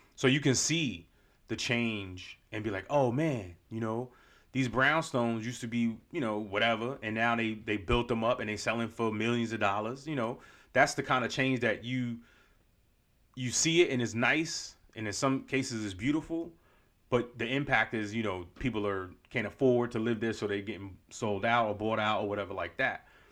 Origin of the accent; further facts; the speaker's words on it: New York, United States; moved away; my childhood growing up in New York